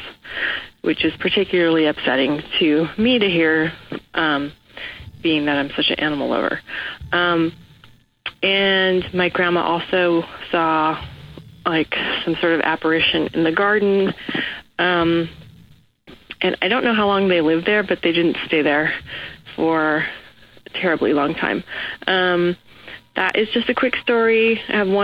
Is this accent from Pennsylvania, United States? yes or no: no; Los Angeles, California, United States; I'm from Los Angeles